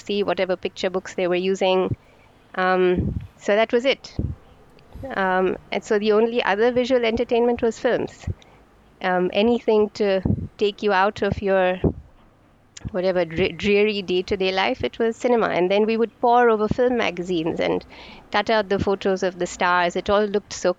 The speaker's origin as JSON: {"language": "English", "town": "Mumbai", "region": "Maharashtra", "country": "India", "moved": "as an adult", "lives_now": "Fiji", "said": "I'm from Bombay, now called Mumbai"}